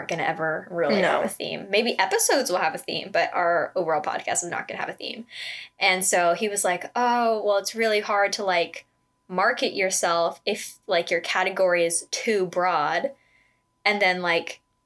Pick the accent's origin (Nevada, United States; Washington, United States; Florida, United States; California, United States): Nevada, United States; Las Vegas; We're both from Vegas.